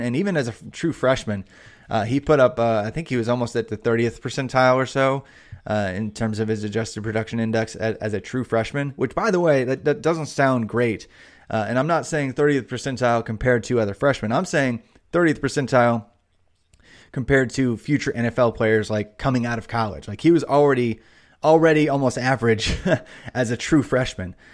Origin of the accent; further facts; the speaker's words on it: Indiana, United States; I grew up in Indiana